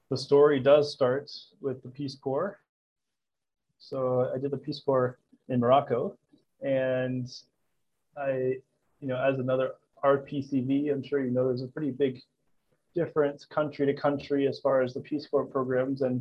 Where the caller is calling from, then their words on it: Kampala, Uganda; I'm the co founder and CEO of Jibu, and I'm calling in from Kampala, Uganda.